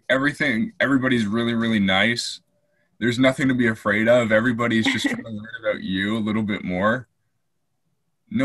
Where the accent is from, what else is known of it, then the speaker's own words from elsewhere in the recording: Canada; also born or lived in England; I grew up in England for a bit and came back to Canada when I was 9